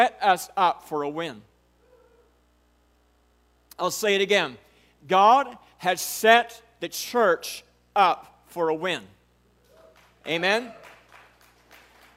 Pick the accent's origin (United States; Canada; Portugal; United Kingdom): United States; I'm a redneck from Charlotte County